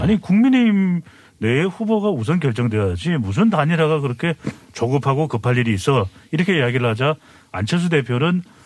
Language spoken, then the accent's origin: Korean; Seoul, South Korea; moved away; also born or lived in United States; 제가 원래 이 서울 토박이거든요.